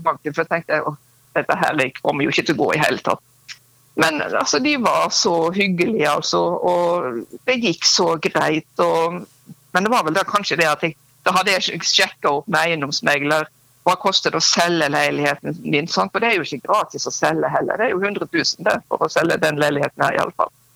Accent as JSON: {"language": "Norwegian", "town": "Øystese", "region": "Vestland", "country": "Norway", "tie": "born or raised there", "moved": "as an adult", "lives_now": "Oslo, Norway", "said": "flytter jeg hjem til hjemstedet mitt, Øystesøy i Hardanger"}